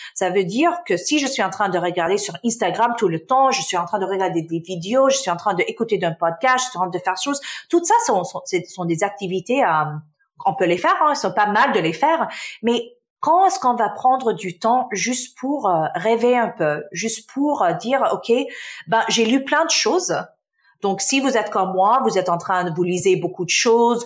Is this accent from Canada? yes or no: yes; Canada; French is a second language; also born or lived in Damascus, Syria; Je suis euh, née en Syrie, en Damas, donc je suis syrienne. Ma famille, euh, on a déménagé au Canada euh, quand j'avais six ans